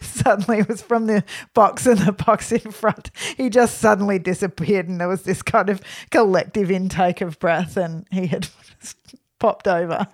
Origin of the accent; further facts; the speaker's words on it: Australia; So we're from Australia